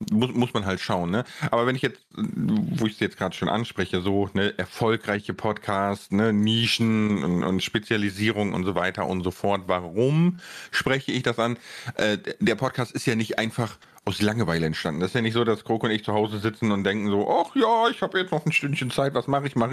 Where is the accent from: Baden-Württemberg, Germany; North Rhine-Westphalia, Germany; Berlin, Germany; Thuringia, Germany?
North Rhine-Westphalia, Germany; Bonn; ich komme ja aus Bonn, ne, 300.000 Einwohner, wer, wer da wohnt, der kennt auch den Friedensplatz und so.